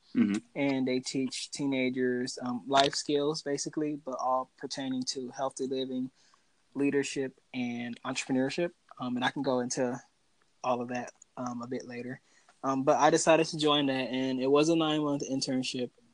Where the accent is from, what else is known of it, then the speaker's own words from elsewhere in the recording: Milwaukee, Wisconsin, United States; I grew up in Milwaukee, Wisconsin, to a family of six